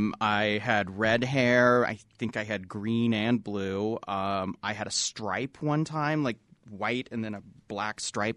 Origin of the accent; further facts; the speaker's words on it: Utah, United States; also born or lived in Idaho; I grew up in Utah County.